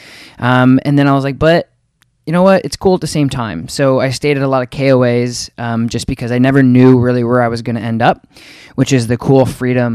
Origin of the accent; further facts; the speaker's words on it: Colorado Springs, Colorado, United States; I was born in Colorado Springs